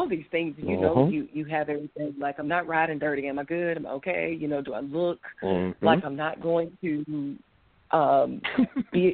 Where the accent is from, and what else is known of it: Rome, Georgia, United States; born or raised there; moved away